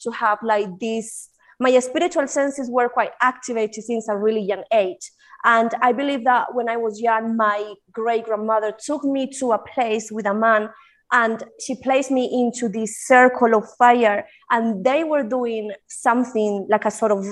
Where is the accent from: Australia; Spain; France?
Spain; English is a second language; moved away as an adult; also born or lived in United Kingdom; now in Colombia; I was born in Colombia. I moved to Spain when I was probably like 5 or 6 years old, and then I was raised in Spain, and I was moved to the UK when my dad died. I was 19.